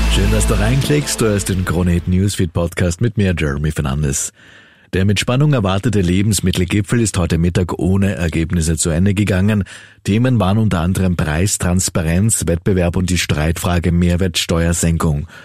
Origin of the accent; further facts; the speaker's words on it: Austria; bei uns in Österreich